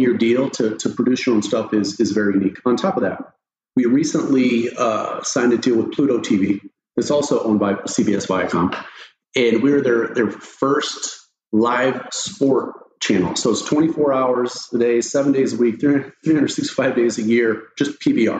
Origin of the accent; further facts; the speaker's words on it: Eastern Oregon, United States; I grew up in Eastern Oregon, small town, ranching and bull riding